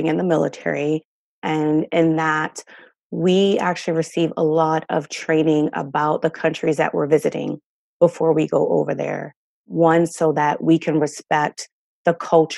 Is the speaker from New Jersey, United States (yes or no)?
yes; New Jersey, United States; I grew up in North Jersey